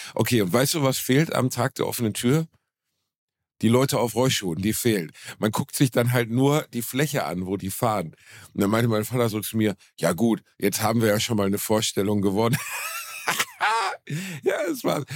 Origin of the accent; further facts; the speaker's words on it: Gelsenkirchen, North Rhine-Westphalia, Germany; Ich habe gestern Abend in meiner Heimatstadt Gelsenkirchen im Musiktheater gespielt